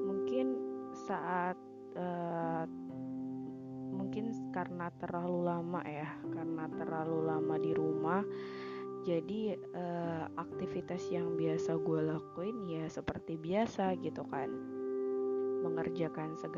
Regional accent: Sulawesi, Indonesia; kan ceritanya gue dari Sulawesi kan kuliah di Unsri.

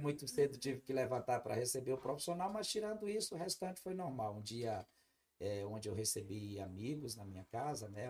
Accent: Araioses, Maranhão, Brazil; now in Brasília, Brazil; eu sou natural do estado do Maranhão. Uhum. Eu sou maranhense. Eu nasci em uma pequenina cidade chamada Araioses, no estado do Maranhão

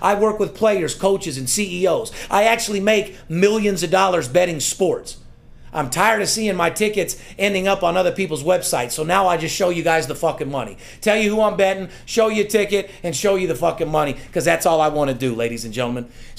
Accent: Las Vegas, Nevada, United States; You got to love my city. Listen. Yep. Born and raised in Las Vegas.

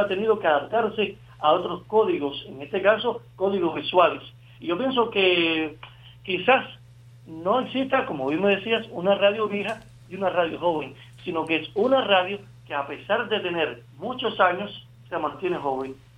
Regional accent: Cuba; somos los cubanos

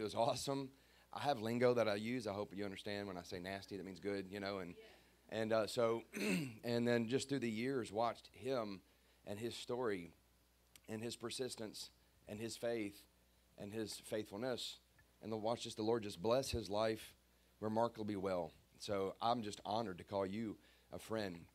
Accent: Baton Rouge, Louisiana, United States; I'm 49 years old now, and I grew up in Baton Rouge

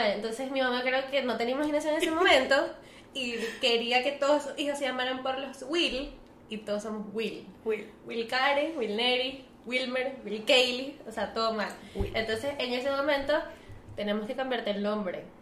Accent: Venezuela; porque los somos de Venezuela.

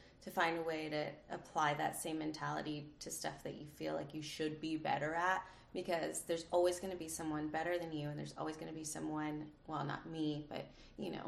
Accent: Indiana, United States; I'm from Indiana

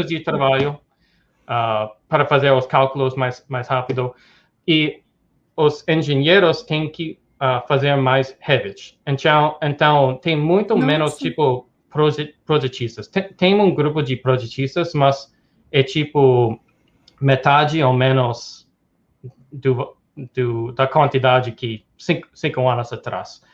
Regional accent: New York, United States; Portuguese is a second language; moved away as an adult; also born or lived in Tokyo, Japan / Dubai / Hong Kong / Brazil; sou americano uh, de, de, Nova York, sou, sou em, tô em Nova York agora, uh, sou daqui

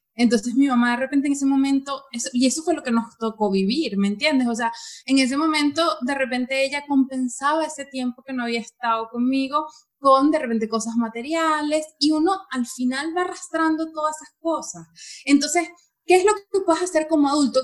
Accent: Venezuela; moved away as an adult; yo soy venezolana

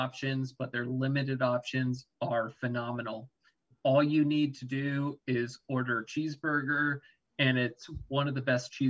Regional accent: California, United States; as a Californian, I don't think I know what good pizza is.

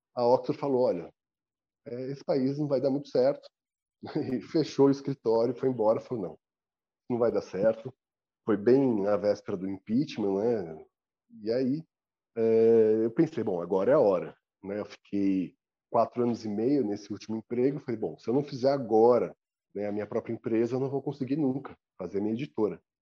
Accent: São Paulo, Brazil; eu tenho 42 anos, sou paulistano

